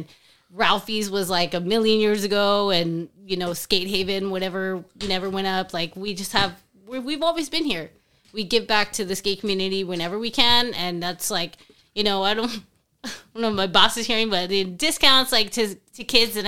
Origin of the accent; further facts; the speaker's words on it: San Juan, Texas, United States; we grew up in the San Juan one.